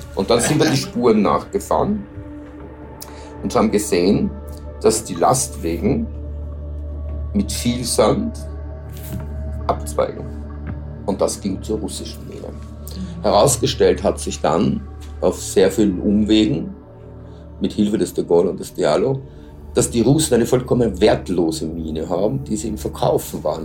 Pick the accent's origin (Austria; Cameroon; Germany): Austria; ich als Österreicher